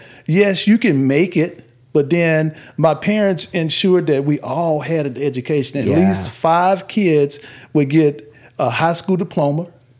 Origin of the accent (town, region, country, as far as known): Warren, Arkansas, United States; born or raised there